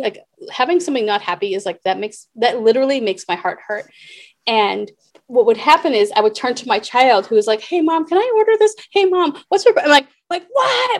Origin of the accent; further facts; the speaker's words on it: Boston, Massachusetts, United States; moved away; also born or lived in New York / Cincinnati / Seattle; I grew up in Boston, I lived in New York, I lived in Cincinnati.